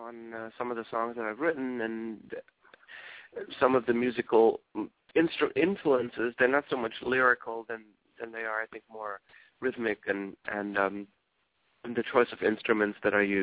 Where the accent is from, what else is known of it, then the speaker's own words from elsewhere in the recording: Nairobi, Kenya; also born or lived in Germany / Johannesburg, South Africa; now in United States; I was born in Germany and then raised in Kenya, Nairobi, Kenya, and in Johannesburg, South Africa. My dad worked for a German company, and they moved him there.